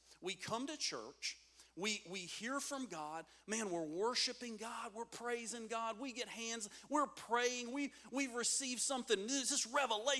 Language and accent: English; United States; we're Americans